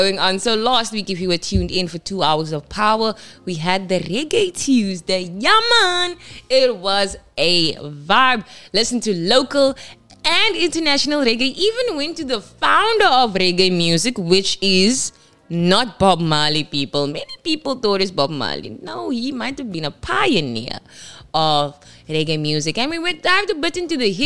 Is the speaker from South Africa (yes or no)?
yes; Kimberley, Northern Cape, South Africa; moved away; in Kimberley in my hometown.